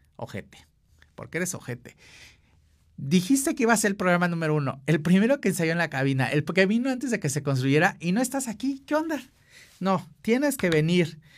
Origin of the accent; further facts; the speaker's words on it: Acapulco, Guerrero, Mexico; Yo soy de Acapulco